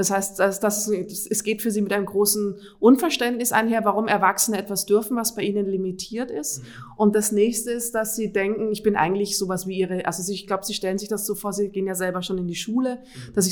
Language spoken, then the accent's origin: German; Austria; Ich komme ursprünglich aus Österreich.